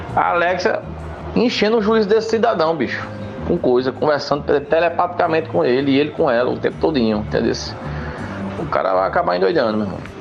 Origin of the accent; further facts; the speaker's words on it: Limoeiro, Brazil; Eu que nasci completamente nu em Nimoeiro